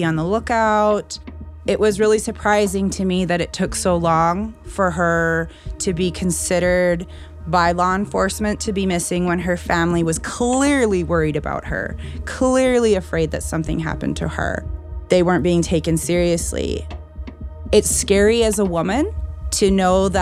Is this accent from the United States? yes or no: no; Blood Reserve, Alberta, Canada; I'm a member of the Blood Tribe. Because I'm from the Blood Reserve, I have a lot of friends and family on both sides